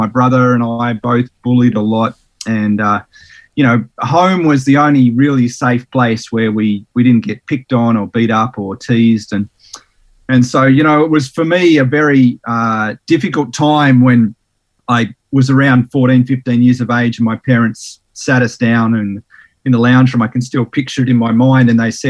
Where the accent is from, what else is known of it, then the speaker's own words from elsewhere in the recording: Sydney, New South Wales, Australia; also born or lived in Tasmania; I was born in Sydney in New South Wales, and spent about 7 years there. Then we moved to Tassie for about 5 years, and we moved around a lot.